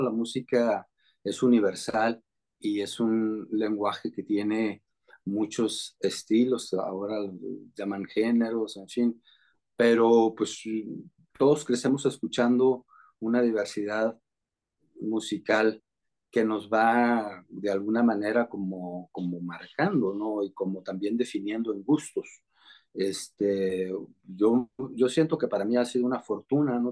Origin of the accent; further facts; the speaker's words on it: Ciudad Obregón, Sonora, Mexico; allá en Ciudad Obregón, mi, natal, mi tierra natal, Sonora